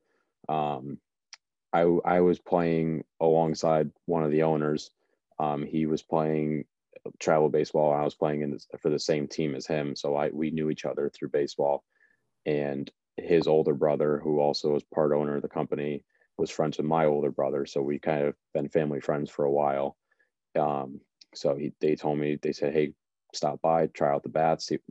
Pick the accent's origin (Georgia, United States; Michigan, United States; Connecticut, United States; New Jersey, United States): Connecticut, United States; Watertown; I am back in Connecticut. I'm in my hometown in Watertown